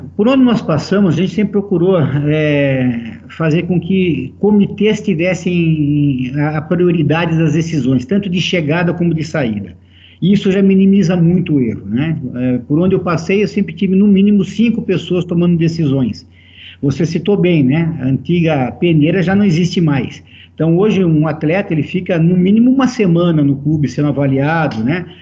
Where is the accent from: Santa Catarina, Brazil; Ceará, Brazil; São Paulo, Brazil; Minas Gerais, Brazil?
São Paulo, Brazil; Americana; Eu sou natural de Americana